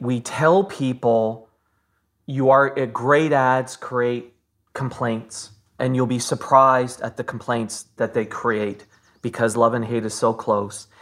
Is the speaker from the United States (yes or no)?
no; Fort Erie, Ontario, Canada; I was born in Fort Erie